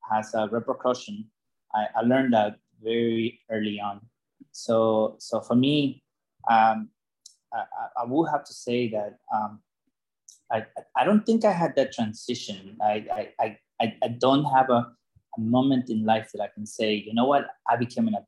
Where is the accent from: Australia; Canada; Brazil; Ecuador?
Ecuador; moved away; coming from a third world country, I was born in Ecuador.